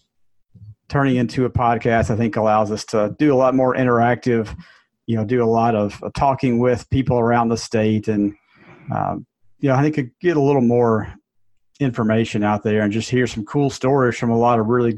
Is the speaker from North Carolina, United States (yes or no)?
no; Jackson, Mississippi, United States; I'm from Jackson, member of the Country Club of Jackson, played out there since a kid